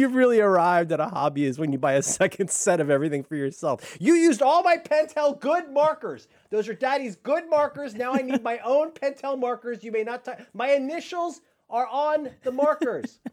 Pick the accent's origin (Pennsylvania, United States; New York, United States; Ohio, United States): Ohio, United States; also born or lived in Florida; growing up in Ohio